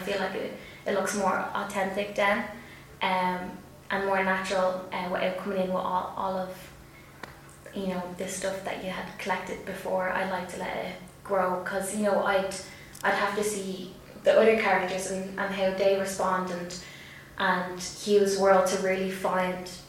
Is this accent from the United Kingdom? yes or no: no; Tallaght, Leinster, Ireland; accent: working class Dublin (Tallaght)